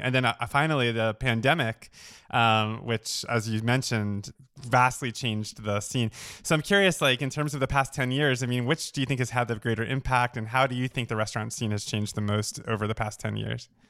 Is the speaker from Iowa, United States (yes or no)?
no; Oceanside, New York, United States; moved away; I grew up in Long Island, too